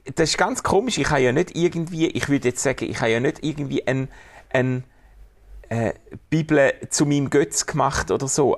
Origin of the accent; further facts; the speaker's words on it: Schaffhausen, Switzerland; Ich komme ja aus Schaffhausen